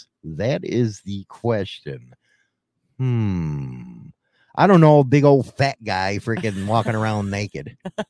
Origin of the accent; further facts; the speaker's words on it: Chicago, Illinois, United States; moved away; we come from Chicago and shit. At least I did.